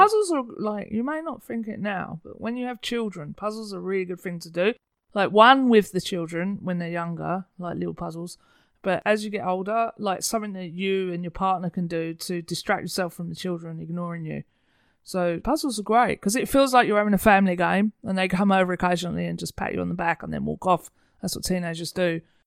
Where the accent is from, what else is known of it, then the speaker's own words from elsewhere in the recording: United Kingdom; moved away; being a Brit